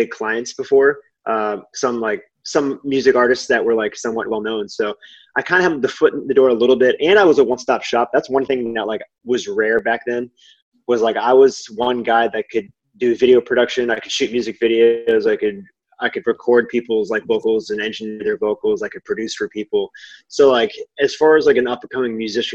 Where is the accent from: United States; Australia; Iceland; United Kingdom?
United States; Boston, Massachusetts; also born or lived in Long Island, New York; I'm from Boston, Massachusetts